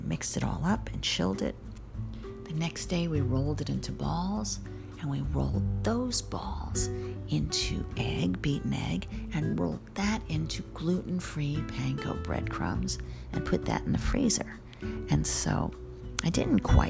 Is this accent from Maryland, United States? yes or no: no; New York City, New York, United States; I'm also a New Yorker